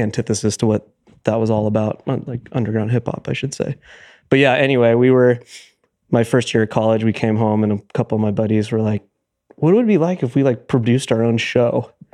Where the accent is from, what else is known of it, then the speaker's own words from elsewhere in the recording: Truckee, California, United States; We grew up in Truckee, California